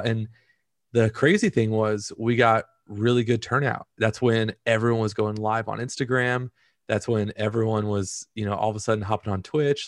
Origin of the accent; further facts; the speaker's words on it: Orange County, California, United States; also born or lived in Central Valley, California; I grew up in Orange County.